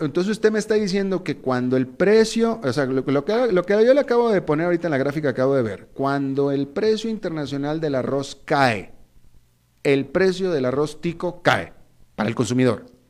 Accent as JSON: {"language": "Spanish", "country": "Mexico", "said": "yo soy mexicano"}